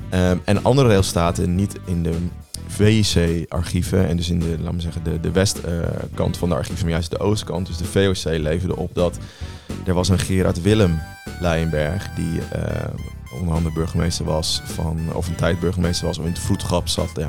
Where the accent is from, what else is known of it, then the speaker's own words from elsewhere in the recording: Gelderland, Netherlands; ik kom ook van de Veluwe